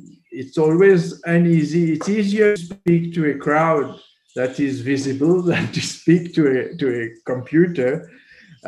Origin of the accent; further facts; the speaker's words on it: Mauritius; I'm a Mauritian architect. I was born in Mauritius.